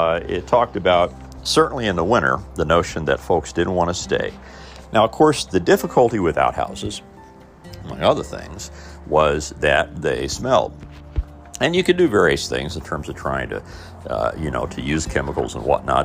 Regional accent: Mitchell, Indiana, United States; moved away; my hometown and part of the world I grew up in, Southern Indiana.

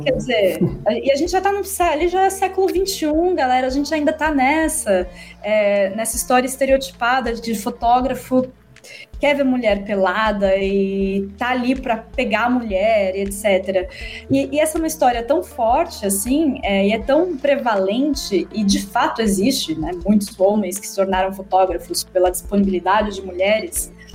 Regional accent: Atibaia, São Paulo, Brazil; Eu sou de Atibaia

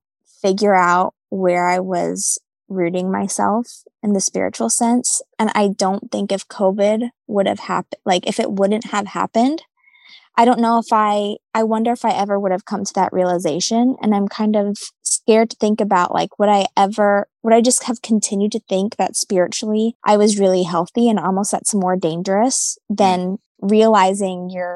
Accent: New England, United States; also born or lived in Bible Belt; New England is a very spiritually oppressed area. And I discovered that after living in the Bible Belt for the past 5 years

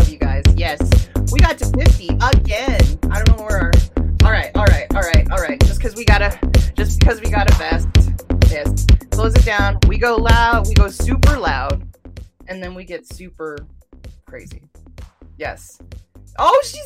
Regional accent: Albuquerque, New Mexico, United States; Record Center here in my hometown.

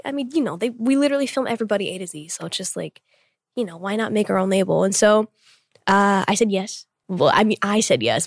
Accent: Tulsa, Oklahoma, United States; moved away as an adult; now in Seoul, South Korea; being born and raised there for 21 years

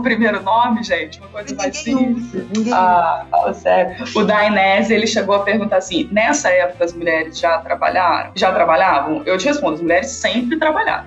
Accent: Volta Redonda, Rio de Janeiro, Brazil; Eu sou natural de Volta Redonda

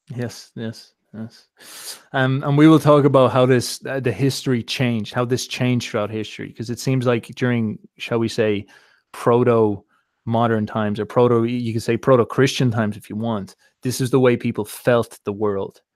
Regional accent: Ireland; being Irish

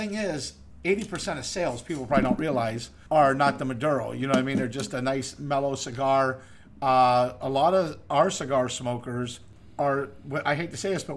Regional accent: Erie, Pennsylvania, United States; also born or lived in Daytona, Florida; my hometown of Erie, Pennsylvania.

